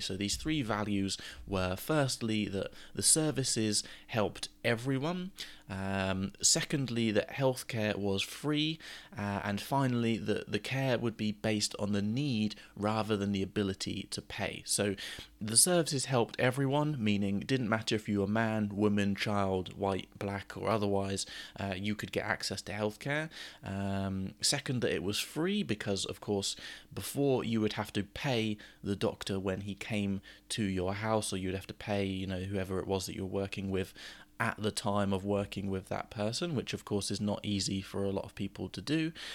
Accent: United Kingdom; as British people

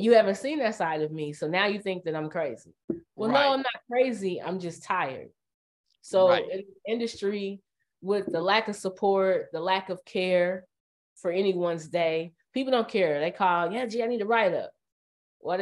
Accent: Indiana, United States; I'm from Indiana

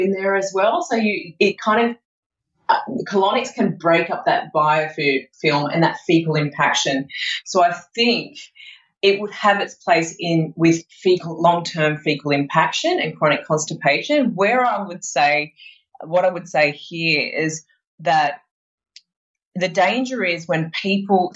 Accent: Sydney, New South Wales, Australia; moved away; I'm originally from Sydney

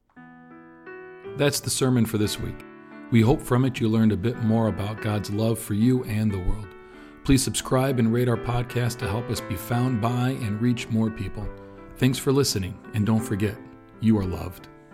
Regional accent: New York City, New York, United States; Bernie and I grew up together on Staten Island

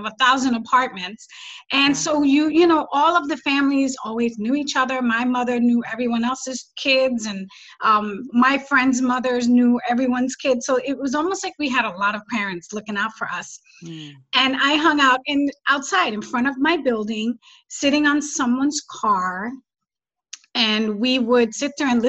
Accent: New York City, New York, United States; now in upstate New York, United States; I lived most of my life in the Bronx. Mm-hmm. And I grew up in the Bronx.

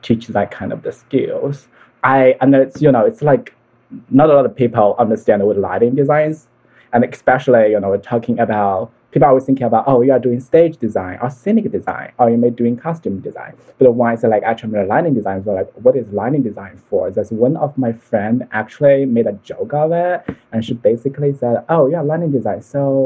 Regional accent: Hangzhou, Zhejiang, China; moved away; I was from Hangzhou, so it's a beautiful city. They have the West Lake there.

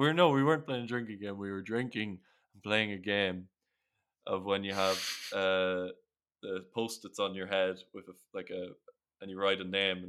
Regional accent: Ireland; accent: Irish; Like my accent's not, I don't really have a strong Irish accent. It's very, very neutral.

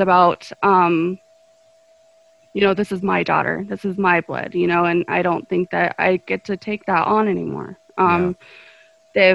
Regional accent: Golden, Colorado, United States; I was uh, born and raised in the metro area. Um, I was in Golden for the first part of my life

